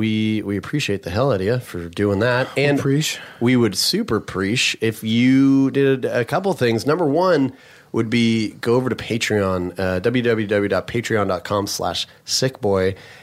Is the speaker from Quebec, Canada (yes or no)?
no; Halifax, Nova Scotia, Canada; we're three guys from Halifax.